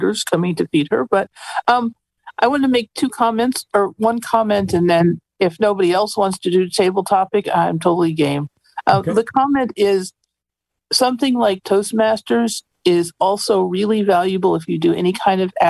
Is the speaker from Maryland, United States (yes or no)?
no; Montana, United States; moved away as an adult; also born or lived in Princeton; where I grew up in Montana